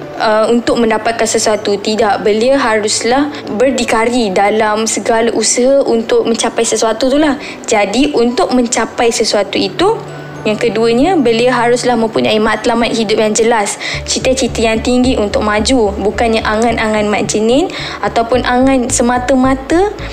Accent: Pontian, Johor, Malaysia; saya berasal dari Pontian Johor.

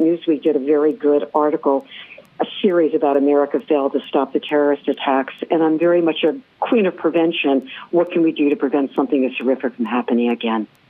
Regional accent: New York, United States; As a New Yorker, I would say this living in downtown New York

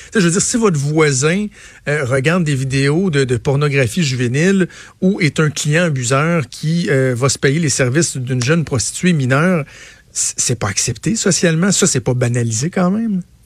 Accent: Laval, Quebec, Canada; je suis natif de Laval, j'ai grandi à Laval

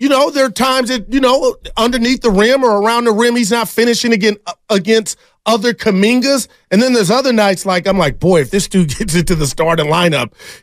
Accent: Union City, California, United States

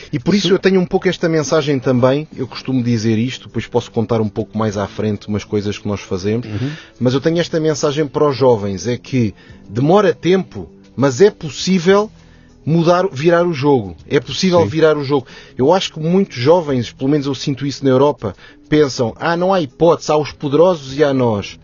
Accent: Maputo, Mozambique; now in Lisbon, Portugal; nasci em Moçambique, ainda antes do, da descolonização

